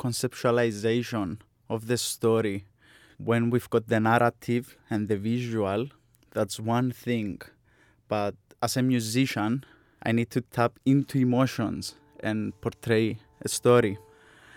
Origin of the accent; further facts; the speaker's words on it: Larnaca, Larnaca District, Cyprus; moved away as an adult; also born or lived in Sunderland, England; I'm coming from Cyprus, Larnaca, my birthplace